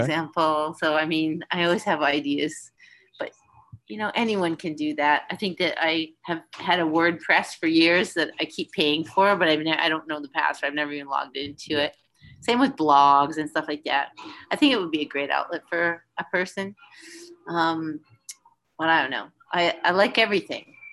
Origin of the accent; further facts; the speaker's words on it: Winnipeg, Manitoba, Canada; moved away; also born or lived in Vancouver; I wasn't born there, but I grew up there. Came of age there